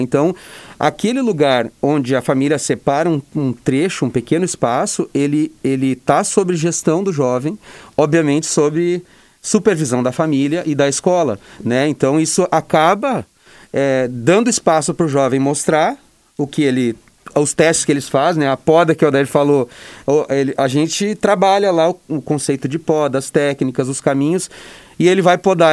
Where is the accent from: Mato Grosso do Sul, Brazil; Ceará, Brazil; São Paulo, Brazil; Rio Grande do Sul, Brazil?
Rio Grande do Sul, Brazil; Santa Cruz do Sul; also born or lived in Porto Alegre; eu vim é, de volta né, para a região, eu sou de Santa Cruz